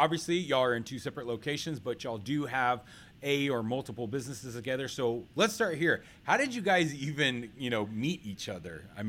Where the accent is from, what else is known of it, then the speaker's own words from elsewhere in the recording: Dallas, Texas, United States; Dallas, Texas, my hometown.